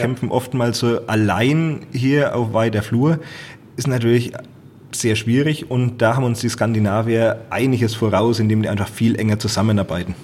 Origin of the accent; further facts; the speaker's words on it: Franconia, Bavaria, Germany; unsere fränkische Heimat